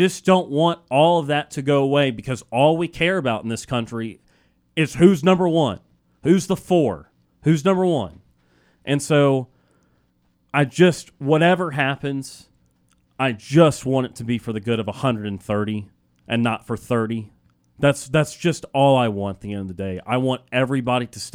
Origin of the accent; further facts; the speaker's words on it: Birmingham, Alabama, United States; I grew up in Birmingham, Alabama